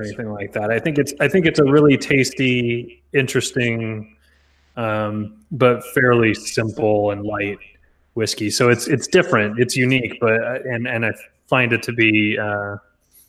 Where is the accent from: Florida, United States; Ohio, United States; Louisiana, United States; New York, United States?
Louisiana, United States; also born or lived in Arkansas / New Orleans; I grew up in Arkansas and Louisiana and New Orleans